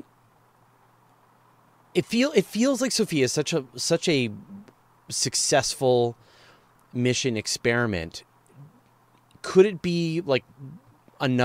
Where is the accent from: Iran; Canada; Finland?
Canada; as a Canadian